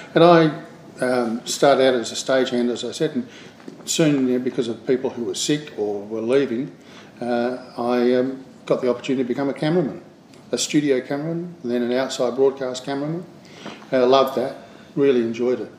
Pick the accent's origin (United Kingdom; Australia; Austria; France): Australia; Adelaide, South Australia; I grew up in Adelaide, uh, and uh, when I was in high school there